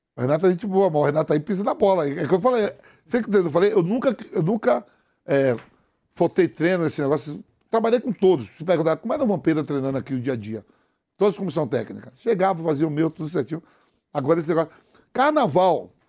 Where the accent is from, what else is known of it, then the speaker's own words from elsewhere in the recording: Bahia, Brazil; meu conterrâneo da Bahia